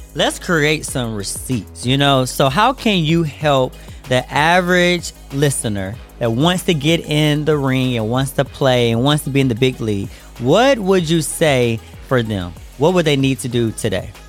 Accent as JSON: {"language": "English", "country": "United States", "tie": "born or raised there", "moved": "yes", "lives_now": "Atlanta, United States", "said": "I'm here to, you know, my hometown"}